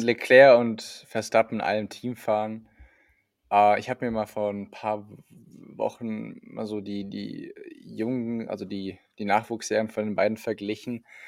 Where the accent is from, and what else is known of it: Saarland, Germany; born or raised there; moved away